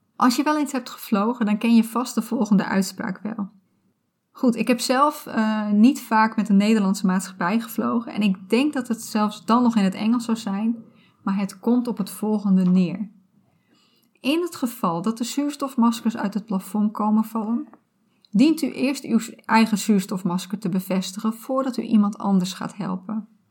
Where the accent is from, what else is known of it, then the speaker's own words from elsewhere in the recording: Friesland, Netherlands; Ik ben opgegroeid in Friesland